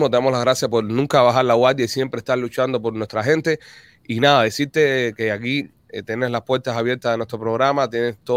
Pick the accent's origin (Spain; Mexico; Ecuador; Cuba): Cuba; Señores, eh, yo soy cubano, yo tengo que apoyar a mi gente.